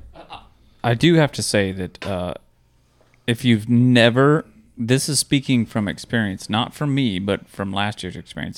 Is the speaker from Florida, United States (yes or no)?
yes; Florida, United States; you're from Florida, um, growing up in Florida